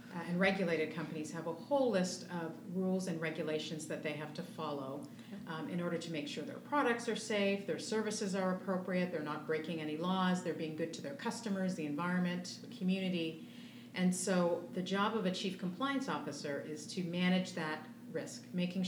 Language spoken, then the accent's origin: English; Canada; moved away as an adult; also born or lived in Toronto; I'm originally Canadian